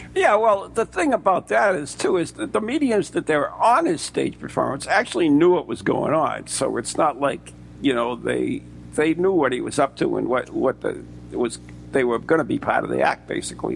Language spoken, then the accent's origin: English; United States